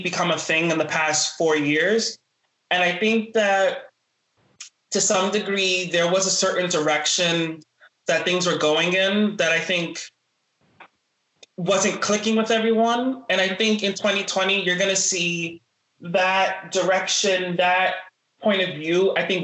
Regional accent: New York City, New York, United States; also born or lived in Norfolk, Virginia; I'm born and raised in the South Bronx

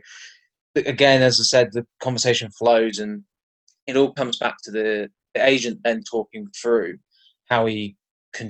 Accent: Cornwall, South West England, United Kingdom; now in London, United Kingdom; currently living in London, originally from Cornwall

